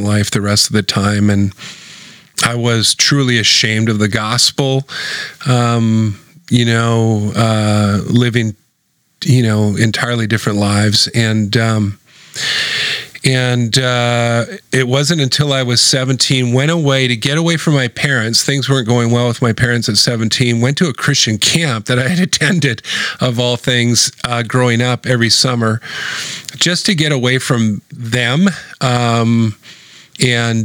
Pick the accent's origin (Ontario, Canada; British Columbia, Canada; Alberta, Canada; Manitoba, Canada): British Columbia, Canada; Vancouver; I'm a born and raised Vancouverite.